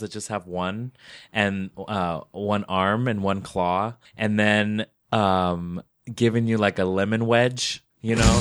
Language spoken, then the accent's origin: English; Las Vegas, Nevada, United States; I'm from Las Vegas